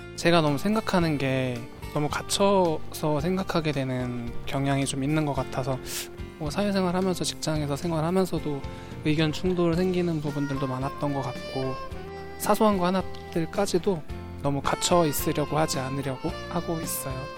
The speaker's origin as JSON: {"language": "Korean", "town": "Harbin", "region": "Heilongjiang", "country": "China", "tie": "born or raised there", "second_language": "Korean", "moved": "as an adult", "lives_now": "Ilsan, South Korea", "said": "원래 고향은 중국 할빈이에요"}